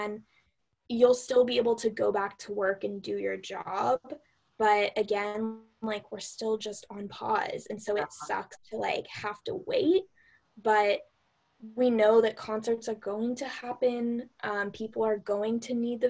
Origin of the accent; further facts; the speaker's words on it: Pasadena, California, United States; the Rose Bowl Stadium, which is right near my house, my hometown